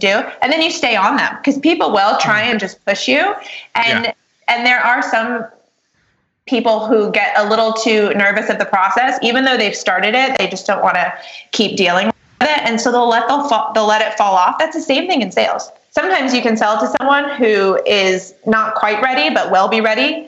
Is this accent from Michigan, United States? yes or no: no; New York, United States; I'm a New Yorker. You know, we're really as busy as we think we are.